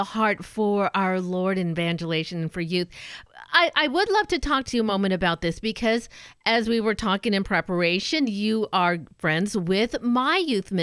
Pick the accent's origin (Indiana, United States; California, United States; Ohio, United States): California, United States; Southern; I'm a SoCal girl myself